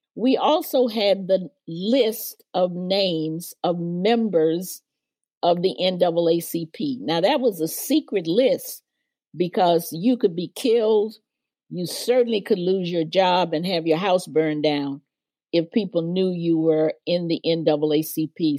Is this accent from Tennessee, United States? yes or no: yes; Memphis, Tennessee, United States; I was raised in Memphis, Tennessee in the 40s and 50s